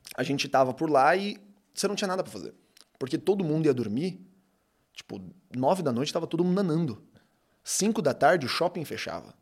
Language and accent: Portuguese; Osasco, São Paulo, Brazil; vim de Osasco uhum. é, e cresci no meio da quebrada